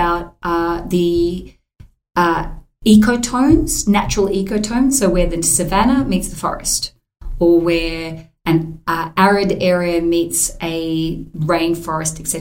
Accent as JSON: {"language": "English", "region": "Queensland", "country": "Australia", "tie": "born or raised there", "said": "growing up in Queensland"}